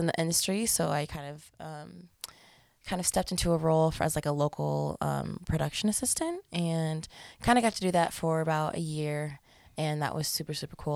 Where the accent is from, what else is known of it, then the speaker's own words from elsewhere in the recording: Colorado Springs, Colorado, United States; also born or lived in South Dakota; now in Denver, United States; I'm a Colorado native. I was born in Colorado Springs. Um, stayed down there the most of my life